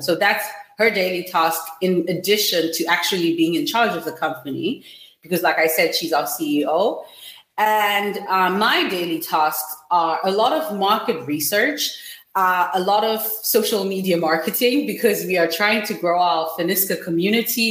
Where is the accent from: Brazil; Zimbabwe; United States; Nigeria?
Zimbabwe; I'm from Zimbabwe